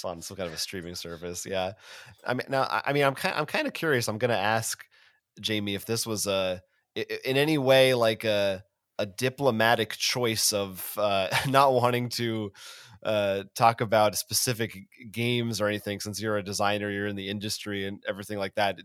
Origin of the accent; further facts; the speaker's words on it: United States; as an American